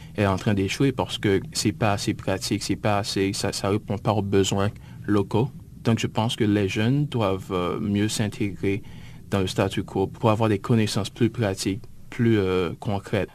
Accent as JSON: {"language": "French", "town": "Gonaïves", "region": "Artibonite", "country": "Haiti", "tie": "born or raised there", "moved": "yes", "lives_now": "United States", "said": "je suis originaire euh, d'Haïti, en fait de la ville des Gonaïves"}